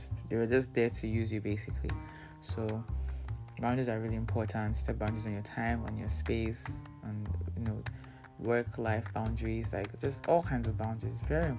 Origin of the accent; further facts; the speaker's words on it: Nigeria; Because, you know, part of, you know, being in Nigerian is being able to anticipate every need.